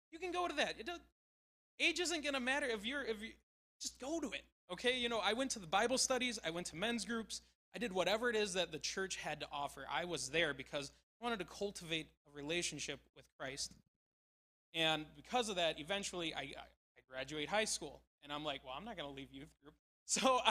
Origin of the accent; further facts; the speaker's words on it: La Crosse, Wisconsin, United States; moved away; I grew up in La Crosse